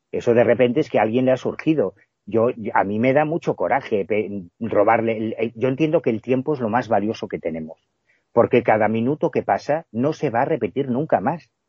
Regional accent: Galicia, Spain; siendo un gallego que creció en los años 80 en la Galicia de la heroína, yo creo que a mí estos temas me salvaron la vida

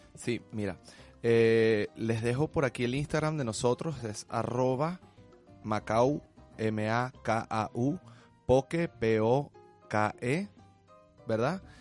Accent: Venezuela; somos venezolanos

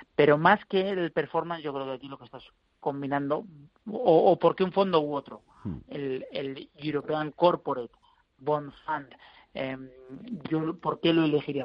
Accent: Spain; como españoles

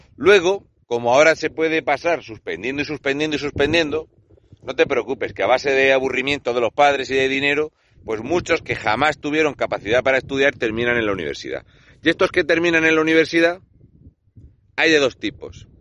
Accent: Region of Murcia, Spain; un murciano encabronado

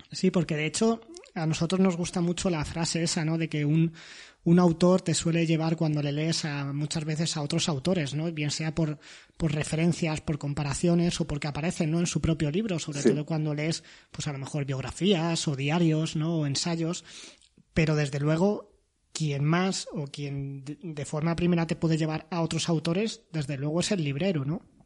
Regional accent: Toledo, Castilla-La Mancha, Spain; soy de Toledo

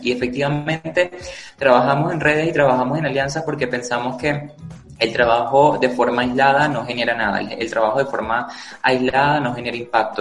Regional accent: Zaraza, Guárico, Venezuela; en la ciudad de Sarasa, en el estado Guárico, al oriente del estado Guárico, de donde soy y donde crecí

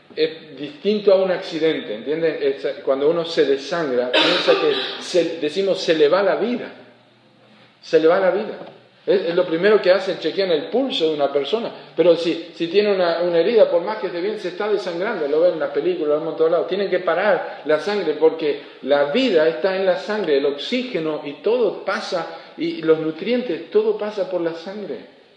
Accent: Argentina; also born or lived in Uruguay; yo no soy uruguayo, yo soy argentino

